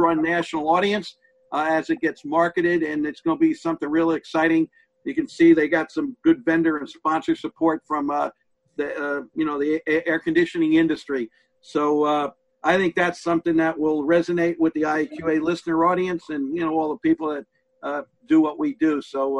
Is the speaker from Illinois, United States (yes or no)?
no; Bonita Springs, Florida, United States; And it's actually going to be in Bonita Springs, which is my hometown. It's just like 2 miles from me.